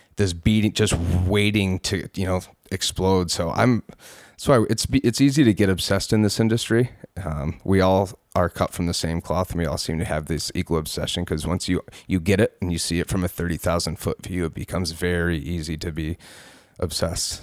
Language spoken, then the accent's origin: English; Palmyra, New York, United States; also born or lived in Rochester, New York; I was born and raised in Palmyra, New York.